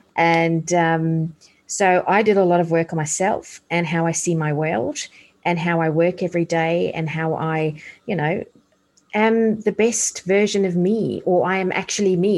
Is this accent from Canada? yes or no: no; South Africa; moved away; I grew up in apartheid South Africa